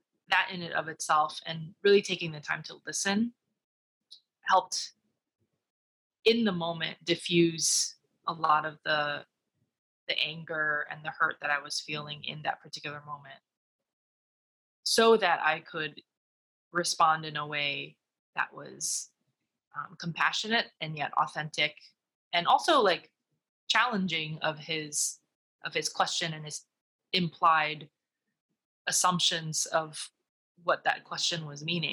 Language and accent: English; United States; owning my Chinese, Taiwanese, Americanness in a way that's unique from being identified as strictly American or strictly Chinese/Taiwanese